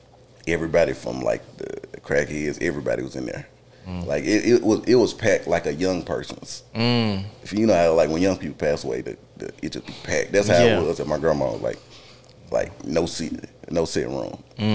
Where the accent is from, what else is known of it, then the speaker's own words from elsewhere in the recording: Belmont, North Carolina, United States; Hood Memorial. it's in Belmont, where I grew up.